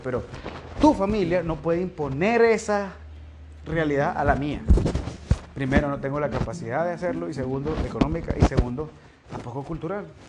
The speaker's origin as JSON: {"language": "Spanish", "country": "Nicaragua", "said": "lo que somos, nicaragüenses"}